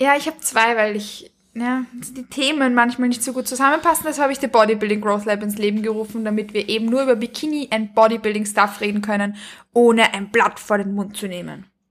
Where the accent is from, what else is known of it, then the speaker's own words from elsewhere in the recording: Vienna, Austria; Ich komme aus Wien ich lebe in Wien und ich komme auch aus Wien